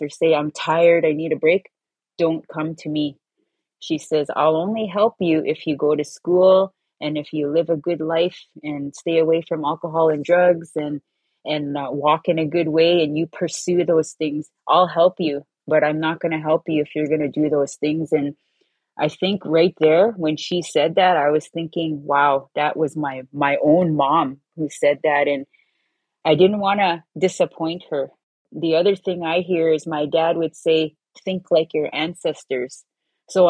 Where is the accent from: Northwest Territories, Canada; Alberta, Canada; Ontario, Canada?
Ontario, Canada; Wikwemikong Unceded Indian Reserve, Manitoulin Island; I come from Wequemekong Unceded Indian Reserve, located on Manitoulin Island on Lake Huron